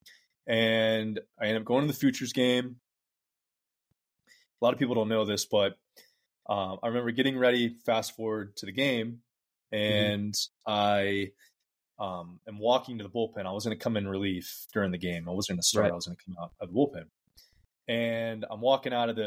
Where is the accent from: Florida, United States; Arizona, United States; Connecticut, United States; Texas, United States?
Florida, United States; Lakeland; another Lakeland guy, guy from my hometown is Chris Sale